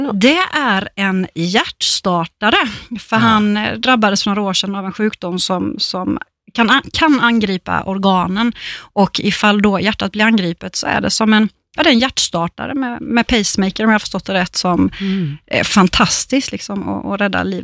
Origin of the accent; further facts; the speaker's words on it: Småland, Sweden; som vi säger hemma i Småland